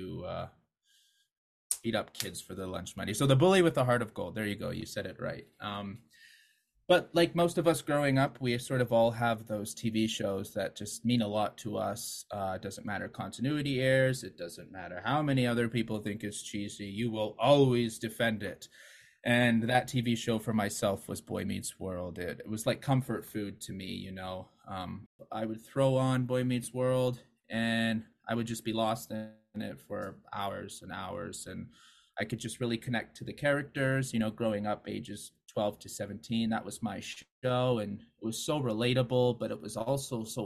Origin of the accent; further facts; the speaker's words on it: Calgary, Alberta, Canada; Calgary, Alberta.